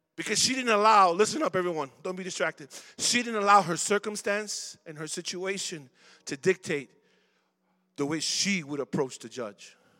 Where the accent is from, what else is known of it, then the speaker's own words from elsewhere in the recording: Chicago, Illinois, United States; I was born and raised in Chicago. Went to Roberto Clemente. I'm from Logan Square, Humble Park